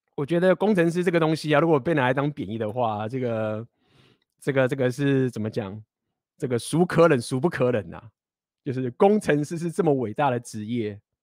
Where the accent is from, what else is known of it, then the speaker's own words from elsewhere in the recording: Taiwan; accent: Taiwanese accent; 我来台湾腔